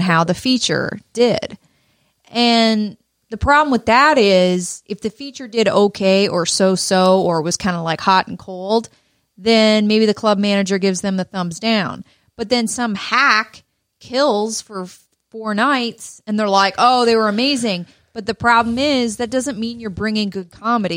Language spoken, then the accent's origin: English; Peterborough, Ontario, Canada; also born or lived in Toronto; my hometown of Peterborough